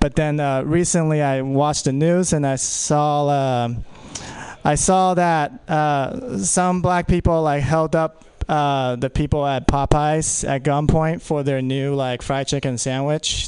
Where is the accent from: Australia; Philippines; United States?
Philippines; I'm Filipino